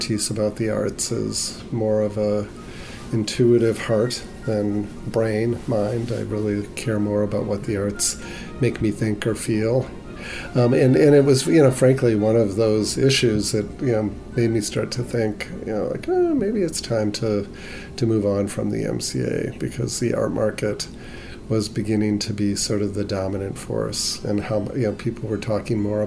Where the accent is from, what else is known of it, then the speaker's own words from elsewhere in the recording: Chicago, Illinois, United States; as a kid growing up in Chicago